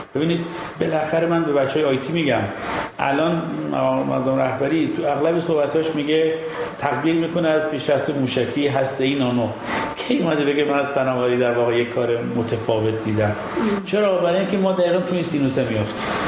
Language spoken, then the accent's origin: Persian; Iran; ما ایرانیم